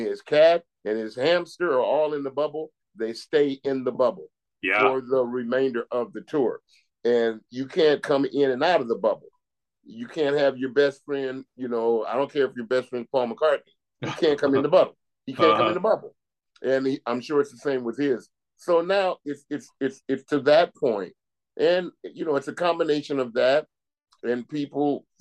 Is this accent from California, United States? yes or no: yes; California, United States; now in Dutchess County, United States; I grew up in California